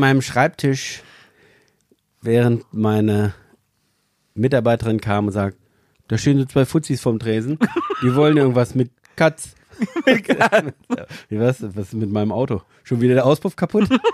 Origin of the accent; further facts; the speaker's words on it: Empelde, Lower Saxony, Germany; Ich bin ja in der Fleischerei schon aufgewachsen.